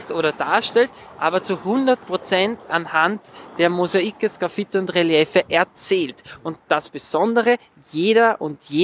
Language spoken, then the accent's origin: German; Vienna, Austria; Ich bin wirklich drei Häuserblocks von hier entfernt aufgewachsen.